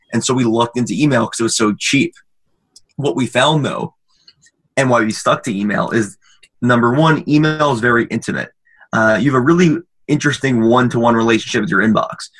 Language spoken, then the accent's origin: English; Maryland, United States; also born or lived in Michigan; I'm from Maryland